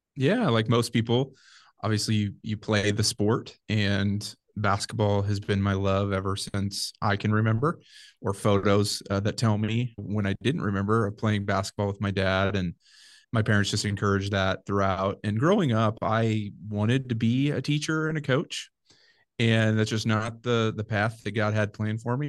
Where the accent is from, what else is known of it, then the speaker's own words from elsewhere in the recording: Nebraska, United States; Ended up moving back to my hometown